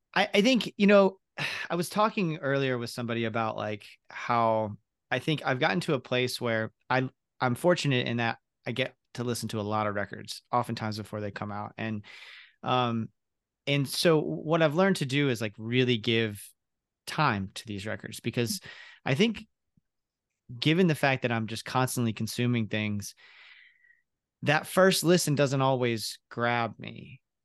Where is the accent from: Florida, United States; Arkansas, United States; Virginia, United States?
Florida, United States; Ocala; I grew up in Ocala, very similar, like that Baptist church